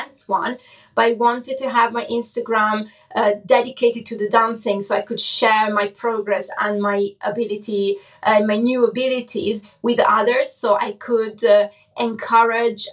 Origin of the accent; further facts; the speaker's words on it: Cesena, Emilia-Romagna, Italy; English is a second language; moved away; also born or lived in Forlì; my hometown where I basically grew up, Cesena